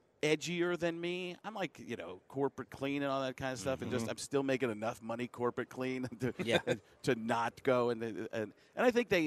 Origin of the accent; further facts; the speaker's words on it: Waukesha, Wisconsin, United States; growing up in Waukesha, Wisconsin